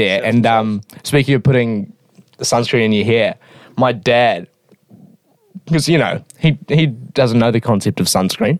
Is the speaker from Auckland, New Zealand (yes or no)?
no; Hamilton, Waikato, New Zealand; born or raised there